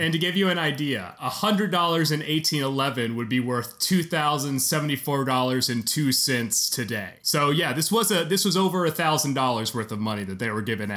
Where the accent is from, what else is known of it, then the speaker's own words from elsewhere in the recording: Memphis, Tennessee, United States; also born or lived in Alabama; I'm from Memphis, Tennessee